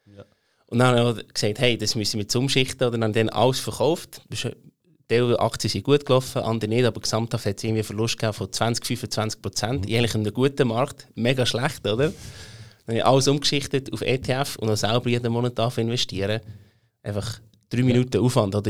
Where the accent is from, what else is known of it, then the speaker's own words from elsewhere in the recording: Emmental, Bern, Switzerland; accent: Bernese German; ich bin aufgewachsen im Emmental, ein richtiges Landei, darum rede ich auch das schöne Berndeutsch